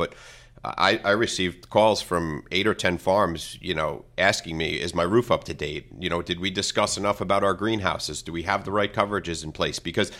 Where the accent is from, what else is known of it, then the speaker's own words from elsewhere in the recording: Copiague, New York, United States; now in Baiting Hollow, United States; I grew up west. I grew up in Copeg, right on the Nassau-Suffolk border. And until I moved east, I now live in Bating Hollow.